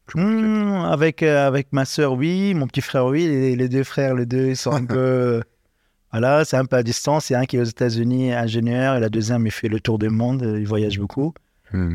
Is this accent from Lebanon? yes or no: yes; Tripoli, North Governorate, Lebanon; moved away as an adult; also born or lived in Liberia; now in Paris, France; je grandis dans, les quartiers les plus populaires du Liban, du coup, Tripoli, dans le souk de Tripoli